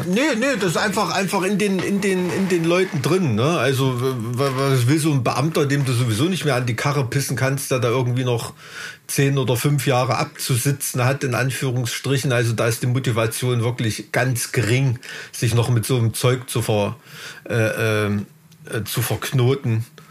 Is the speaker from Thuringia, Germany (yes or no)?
yes; Thuringia, Germany; hier in Thüringen